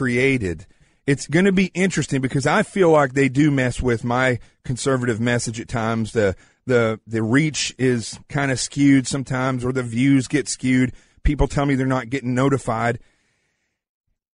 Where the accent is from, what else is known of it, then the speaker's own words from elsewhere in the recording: the South, United States; I'm from the South.